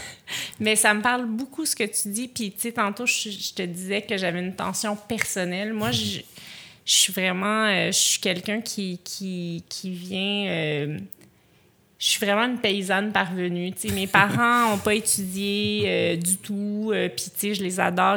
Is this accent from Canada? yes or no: yes; Montreal, Quebec, Canada